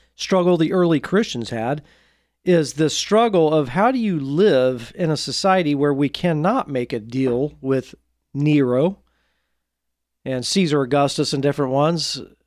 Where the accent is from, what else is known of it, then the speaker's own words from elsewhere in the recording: Portland, Oregon, United States; my hometown, Portland, Oregon